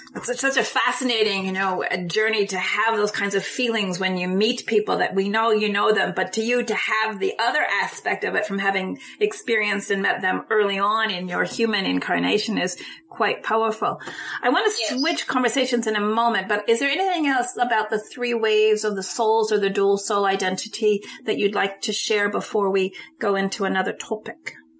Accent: United States; as an American

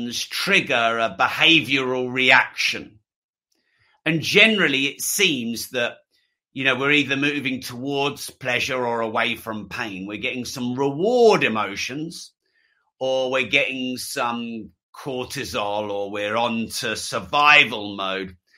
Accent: England, United Kingdom; I'm English

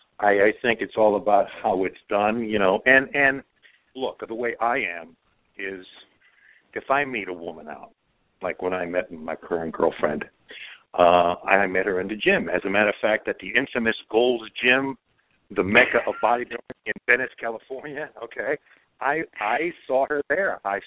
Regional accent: Croatia; I was born in Europe. I'm a Croatian. I was raised it. My whole core is European.

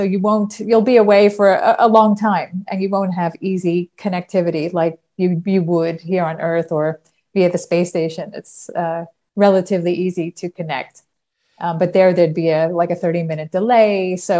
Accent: New York, United States; moved away as an adult; now in Netherlands; I've lived here the last 31 years of my life. I'm originally from New York.

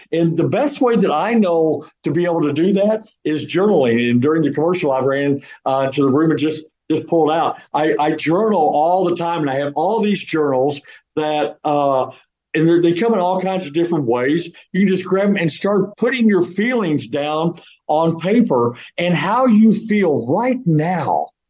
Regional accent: St. Louis, Missouri, United States; now in Houston, United States; I'm from the St. Louis area

